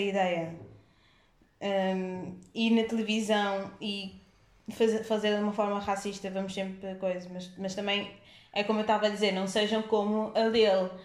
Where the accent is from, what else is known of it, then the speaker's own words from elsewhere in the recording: Cape Verde; eu sendo cabo-verdiana